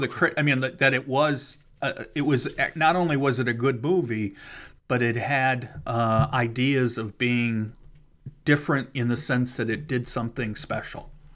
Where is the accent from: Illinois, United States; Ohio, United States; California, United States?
Ohio, United States; Cleveland; moved away; I'm actually from Cleveland, so I was living in Cleveland still at the time